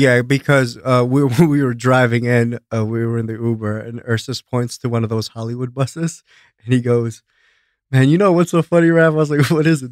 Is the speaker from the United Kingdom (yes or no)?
no; Greece; also born or lived in Albania / East Coast, United States; now in United States; born and raised in Greece, but I'm from Albania